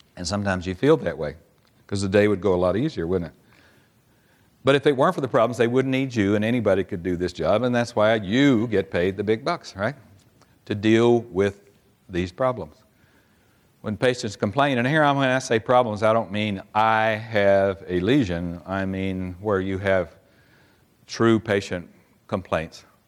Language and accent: English; Oklahoma City, Oklahoma, United States; I'm from Oklahoma City, and we have a little team there called the Thunder.